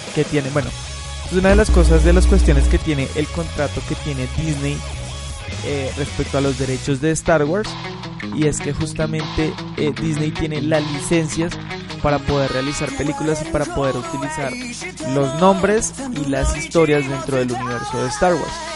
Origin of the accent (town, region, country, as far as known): Colombia